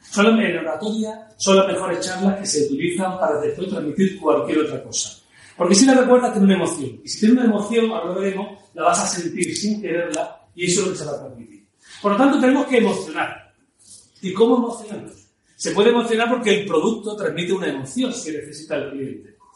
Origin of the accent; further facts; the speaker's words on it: Ciudad Parque Suárez, Spain; Yo recuerdo, yo me crié en Ciudad Parque Suárez, conocí aquella zona.